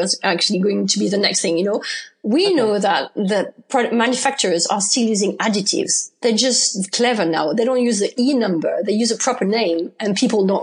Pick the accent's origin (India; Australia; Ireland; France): France; accent: French; English is a second language; moved away as an adult; also born or lived in United Kingdom; I'm from France, obviously. You can recognize that from my accent.